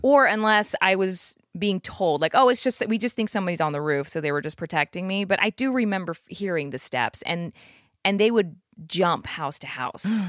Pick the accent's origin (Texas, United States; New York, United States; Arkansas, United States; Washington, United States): Texas, United States; South; I am from South Texas